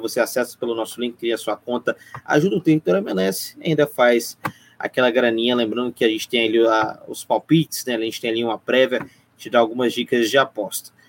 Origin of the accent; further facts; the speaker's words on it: interior of Minas Gerais, Brazil; Eu sou mineiro do interior, quase capixaba